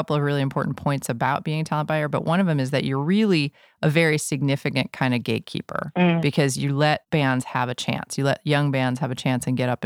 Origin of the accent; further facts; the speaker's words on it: New York City, New York, United States; I grew up in New York City, so we had CBGBs